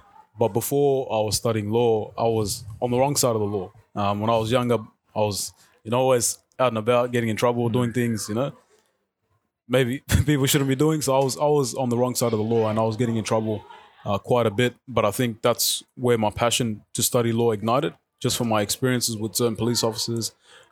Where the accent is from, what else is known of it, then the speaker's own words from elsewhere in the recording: Melton, Victoria, Australia; also born or lived in South Sudan; I grew up in Melton, low SES community.